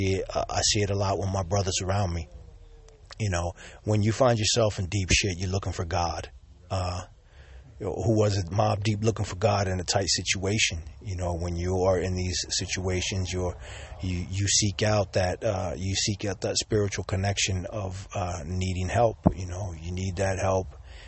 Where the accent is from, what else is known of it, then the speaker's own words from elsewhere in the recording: Sicily, Italy; I was born here in Sicily, and I was baptized as a Catholic.